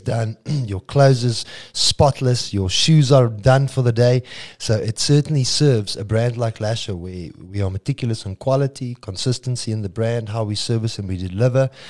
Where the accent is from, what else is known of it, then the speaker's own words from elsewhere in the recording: South Africa; fellow South African